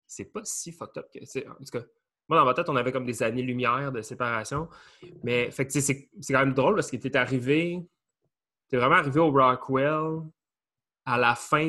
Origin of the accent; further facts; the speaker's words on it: Beloeil, Quebec, Canada; on est comme natifs de Belleuil, ben, somewhat natifs.